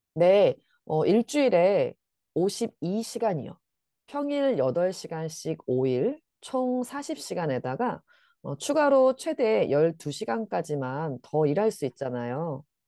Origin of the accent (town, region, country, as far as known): South Korea